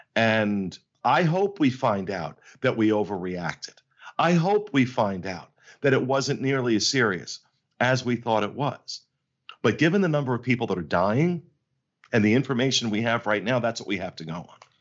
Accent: New Jersey, United States; I'm from Jersey. I'm from Jersey

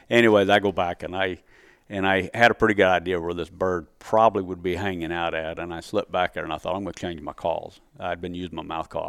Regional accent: Missouri, United States; moved away; my home state.

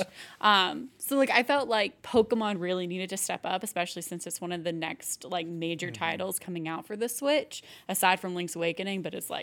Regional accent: the South, United States; I am from the South

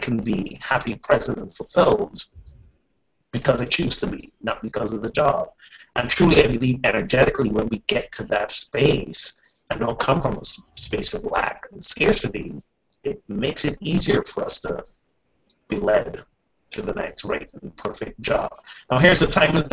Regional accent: Barbados; moved away; When I was growing up in Barbados

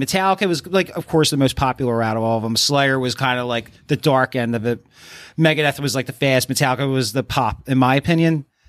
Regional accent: Philadelphia, Pennsylvania, United States; especially growing up in South Philly, going back to that.

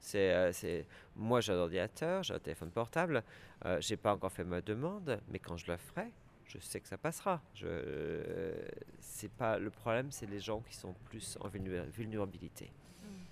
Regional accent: France; moved away as an adult; also born or lived in London, United Kingdom / Scotland; now in United Kingdom; je suis un Français euh, qui a quitté euh, le pays euh, en 1995 pour s'installer au Royaume-Uni

